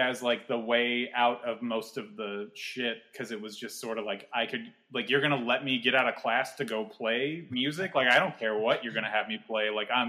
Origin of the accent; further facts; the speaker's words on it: Vacaville, California, United States; In Vacaville.